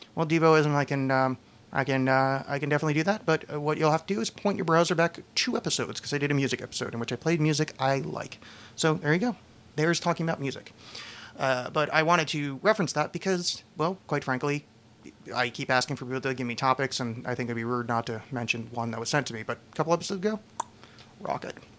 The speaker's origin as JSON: {"language": "English", "region": "East Coast", "country": "United States", "tie": "born or raised there", "said": "I was raised Catholic and on the East Coast"}